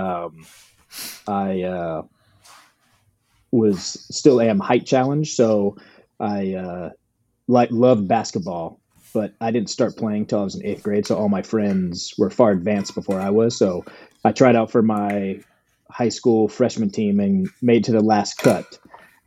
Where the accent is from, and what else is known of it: Virginia, United States; born or raised there; now in Los Angeles, United States